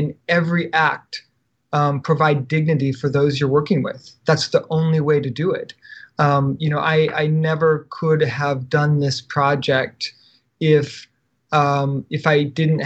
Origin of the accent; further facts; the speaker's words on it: United States; as an American